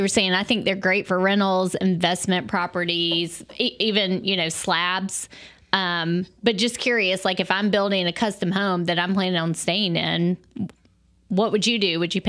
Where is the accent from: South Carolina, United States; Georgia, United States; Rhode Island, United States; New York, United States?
South Carolina, United States; I was born and raised in South Carolina.